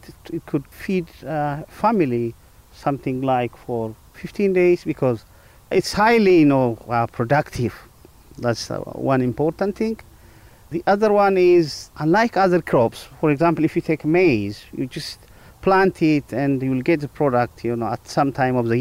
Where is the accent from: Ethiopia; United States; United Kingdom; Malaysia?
Ethiopia; I'm from Ethiopia.